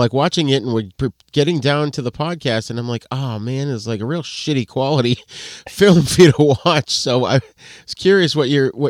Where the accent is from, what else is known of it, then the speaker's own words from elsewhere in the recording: Boston, Massachusetts, United States; growing up, there was like a Kung Fu theater on Channel 68 in Boston.